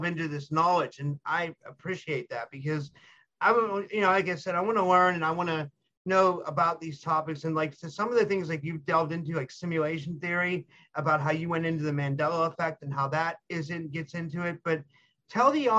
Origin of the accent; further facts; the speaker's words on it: United States; I'm part Lebanese, so we have a lot of things in common, even though I'm an American person